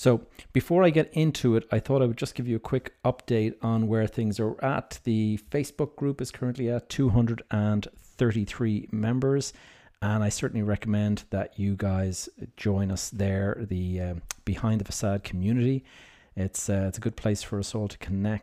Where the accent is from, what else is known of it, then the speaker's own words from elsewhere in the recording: Dublin, Leinster, Ireland; here in my hometown of Dublin